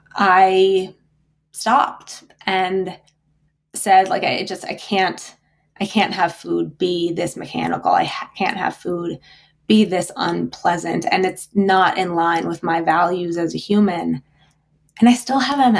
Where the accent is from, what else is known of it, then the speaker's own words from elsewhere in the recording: South Dakota, United States; I grew up in South Dakota in the most beautiful, like really, really beautiful part of the country